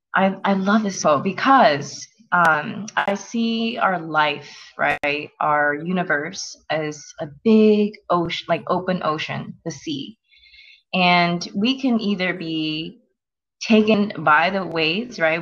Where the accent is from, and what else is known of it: South Korea; now in United States